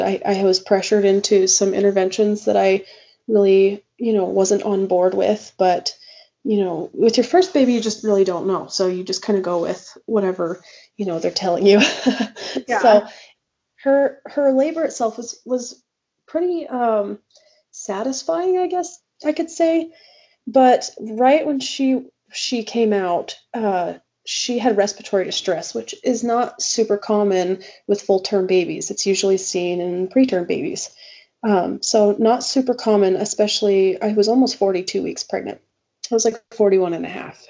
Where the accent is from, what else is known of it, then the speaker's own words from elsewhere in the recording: Gila Valley, Arizona, United States; moved away; also born or lived in Texas; I'm from the Gila Valley, but uh, I spent a lot of time in Texas, um, probably about 10 years